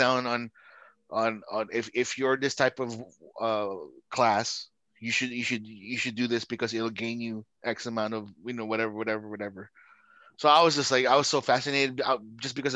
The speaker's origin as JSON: {"language": "English", "country": "Philippines", "tie": "born or raised there", "moved": "yes", "said": "I grew up in the Philippines, and I went to school in the Catholic school"}